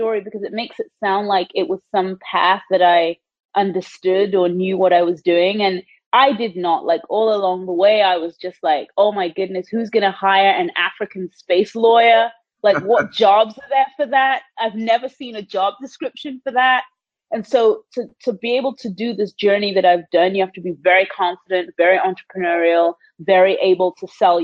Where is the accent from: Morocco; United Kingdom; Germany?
United Kingdom; England; moved away as an adult; also born or lived in Canada; now in United States; I was born and raised in the United Kingdom. I grew up in a really small town in England